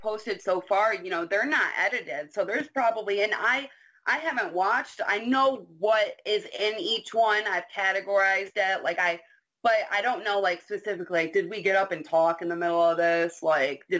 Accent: New York, United States; I'm from New York

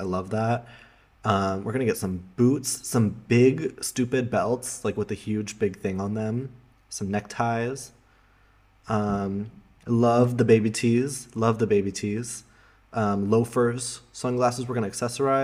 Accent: Colorado, United States; also born or lived in Amsterdam, Netherlands; now in Berlin, Germany; in my hometown, Colorado, it has like 300 days of sunshine per year

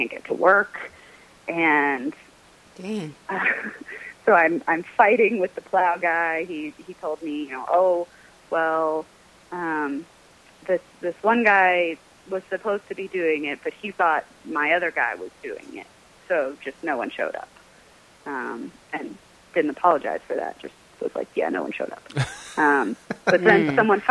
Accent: Alabama, United States; moved away; I grew up in Alabama, but I did not grow up eating grits

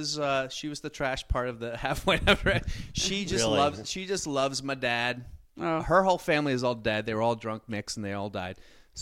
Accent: Virginia, United States; I'm from Virginia.

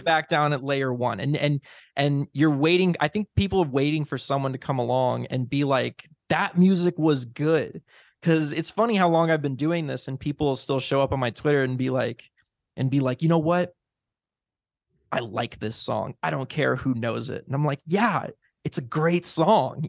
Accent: Illinois, United States; I grew up in Illinois.

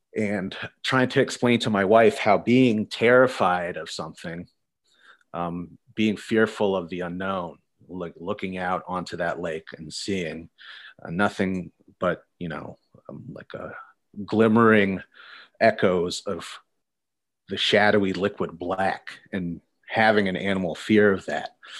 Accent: Pennsylvania, United States; I'm from Pennsylvania.

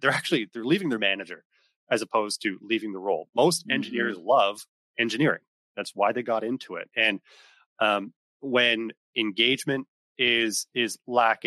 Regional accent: East Coast of Canada, Atlantic Canada, Canada; moved away as an adult; also born or lived in Ontario; I'm from the East Coast of Canada

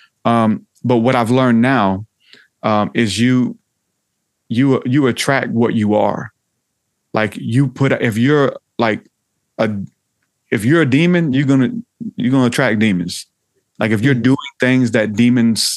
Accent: the South, United States; I'm from the South

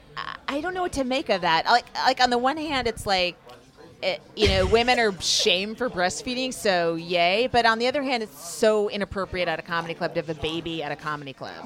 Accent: Northern California, United States; I'm from Northern California

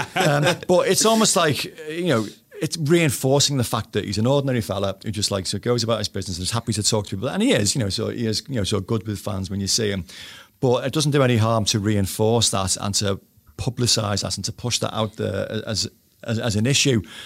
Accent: Bootle, North West England, United Kingdom; I was brought up in Bootle

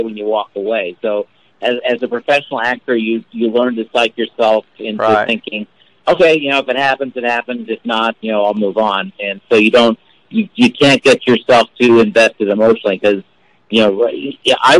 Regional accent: California, United States; also born or lived in Baltimore, Maryland; by the time I was 6 years old, we were living in California, and I've stayed here ever since

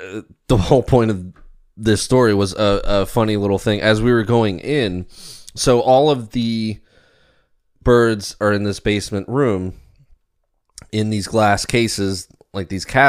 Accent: Ellicott City, Maryland, United States; I grew up in Maryland, Ellicott City, Baltimore, like, never had this issue.

